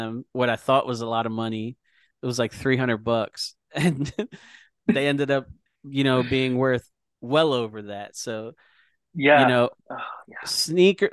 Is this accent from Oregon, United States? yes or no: no; Philadelphia, Pennsylvania, United States; I grew up in Philadelphia